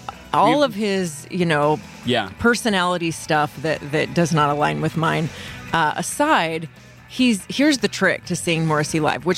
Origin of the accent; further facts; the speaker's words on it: North Central Texas, United States; moved away; growing up in North Central Texas